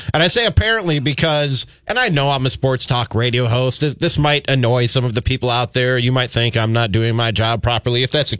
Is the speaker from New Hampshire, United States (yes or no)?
no; Chicago, Illinois, United States; now in Minneapolis, United States; I grew up listening to him in Chicago